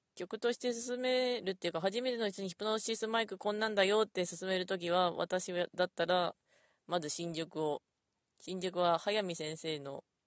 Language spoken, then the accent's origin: Japanese; Ishikawa, Japan; 私石川出身なんで